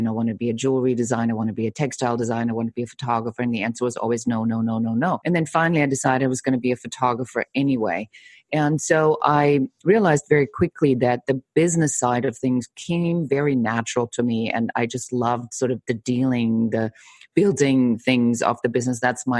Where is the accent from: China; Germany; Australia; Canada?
Germany; moved away; I'm originally from Germany